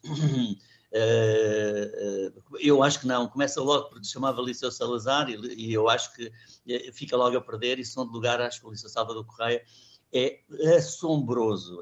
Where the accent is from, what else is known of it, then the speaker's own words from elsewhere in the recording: Luanda, Luanda Province, Angola; moved away as an adult; also born or lived in Portugal / Lobito; eu nasci em Portugal, cheguei, cheguei a Luanda com 5 anos a, a, de idade, em 1959